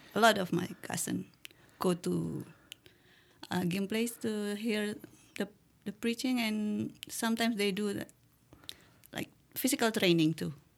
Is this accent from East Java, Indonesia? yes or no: yes; Madiun, East Java, Indonesia; English is a second language; moved away as an adult; I'm, I come from the, from Madiun